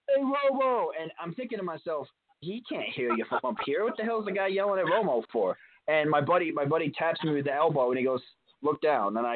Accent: New York, United States; born and raised in New York, you know, New York my whole life

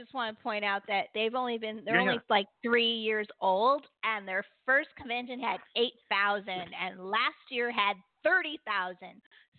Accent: California, United States; Like you and I were Californians. We were raised on Disneyland.

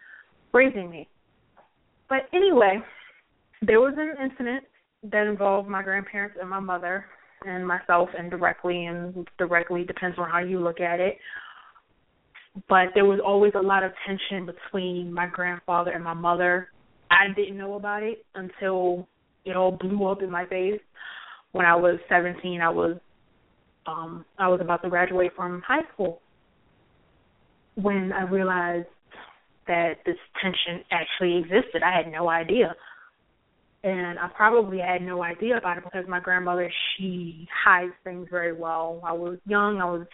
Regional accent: Baltimore, Maryland, United States; I was raised in New Shiloh Baptist Church

